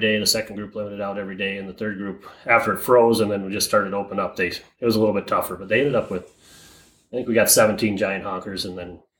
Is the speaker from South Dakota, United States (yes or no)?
yes; Hecla, South Dakota, United States; born or raised there